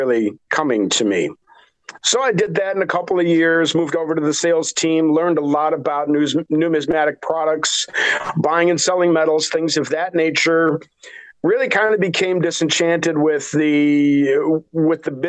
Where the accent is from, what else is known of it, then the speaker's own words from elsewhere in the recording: Wisconsin, United States; accent: Sconnie; I'm originally from Wisconsin. You can probably tell with my accent, I'm a Scanny